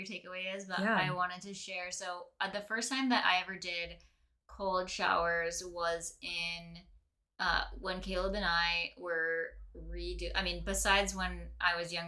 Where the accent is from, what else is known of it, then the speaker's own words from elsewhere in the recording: Lake Michigan, Midwest, United States; we grew up in Lake Michigan